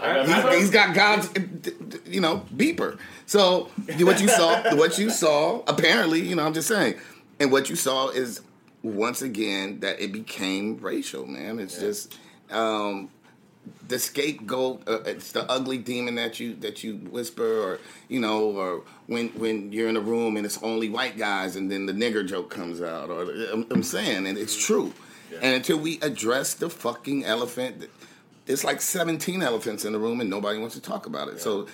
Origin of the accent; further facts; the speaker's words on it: Louisiana, United States; I happen to be Creole. We're Catholic from Louisiana.